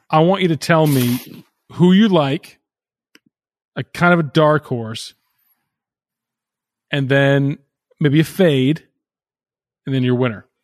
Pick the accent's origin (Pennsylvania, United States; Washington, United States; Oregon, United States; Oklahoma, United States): Pennsylvania, United States; Philadelphia; I'm from Philadelphia.